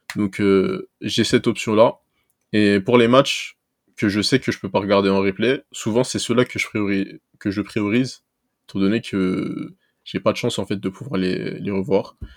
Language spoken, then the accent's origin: French; Seine-Saint-Denis, Île-de-France, France; also born or lived in Toulouse; moi, j'ai grandi en Seine-Saint-Denis